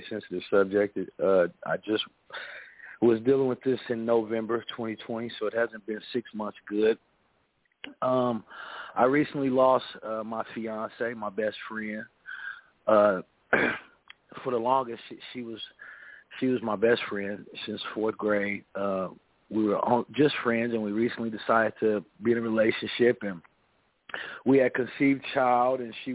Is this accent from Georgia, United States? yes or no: no; Topeka, Kansas, United States; that's where I'm from Central Topeka, from Central United States of America, from Kansas